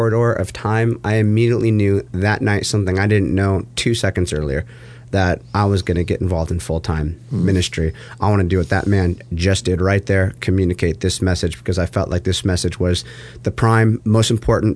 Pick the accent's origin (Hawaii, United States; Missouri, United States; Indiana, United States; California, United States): California, United States; Huntington Beach; here I'm in Huntington Beach, California, my hometown.